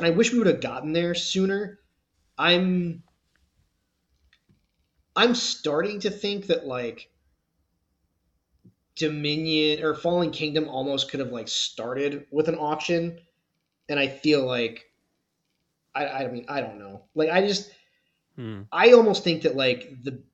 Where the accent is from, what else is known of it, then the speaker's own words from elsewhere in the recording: Michigan, United States; now in Oklahoma, United States; My home state of Michigan